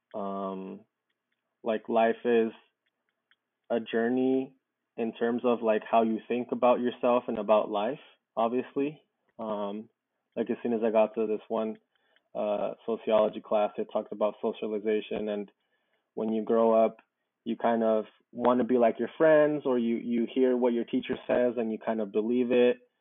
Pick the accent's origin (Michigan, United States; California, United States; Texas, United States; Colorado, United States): California, United States; Southern; also born or lived in Mexico; I was raised out here in Southern California